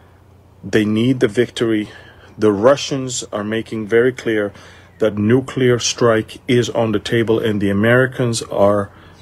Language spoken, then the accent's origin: English; Galilee, Northern District, Israel; I'm from Galilee, from Israel.